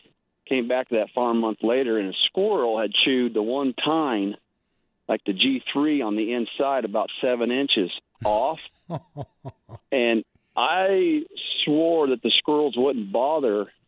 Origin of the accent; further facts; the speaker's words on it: Keosauqua, Iowa, United States; now in Fairfield, United States; I was born and raised in Kissauqua, which is the county south, Van Buren